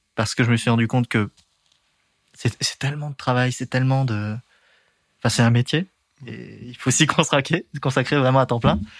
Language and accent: French; Dernancourt, Hauts-de-France, France; moved away; also born or lived in Amiens; Mon enfance, c'est en Picardie